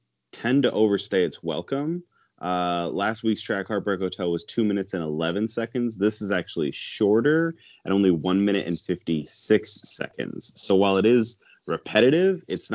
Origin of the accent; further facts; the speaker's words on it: Michigan, United States; I am from Michigan